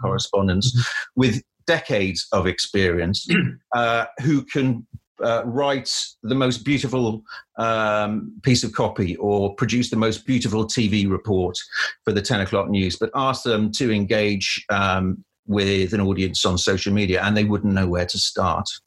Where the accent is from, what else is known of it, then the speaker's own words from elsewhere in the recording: Cardiff, Wales, United Kingdom; moved away as an adult; also born or lived in London; I grew up in Cardiff and lived there for. Uh, 18 years before going off to university